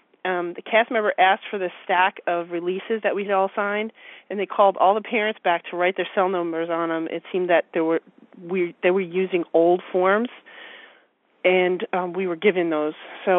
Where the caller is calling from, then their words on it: Philadelphia, Pennsylvania, United States; I'm calling from the Philadelphia area.